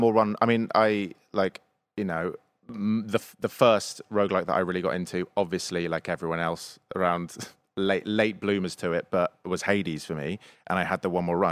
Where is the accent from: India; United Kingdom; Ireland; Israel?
United Kingdom; England; I'm English.